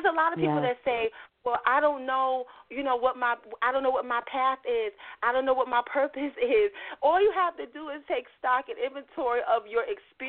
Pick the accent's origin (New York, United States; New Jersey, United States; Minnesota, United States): New York, United States; New York City; I'm from Brownsville